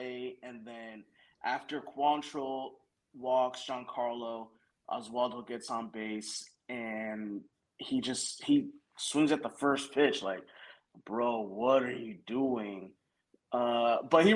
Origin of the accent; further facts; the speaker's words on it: New York City, New York, United States; also born or lived in Bronxville; I grew up in Riverdale and I went to college in Bronxville